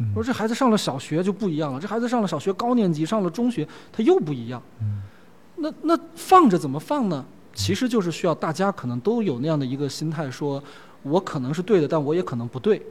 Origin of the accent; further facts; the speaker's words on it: Sichuan, China; moved away; 我是四川人